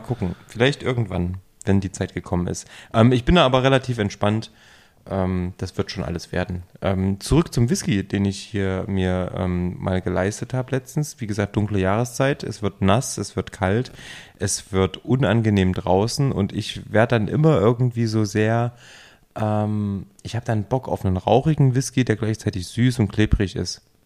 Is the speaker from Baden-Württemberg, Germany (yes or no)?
no; near Jena, Thuringia, Germany; moved away; in meiner Heimatregion in der Nähe von Jena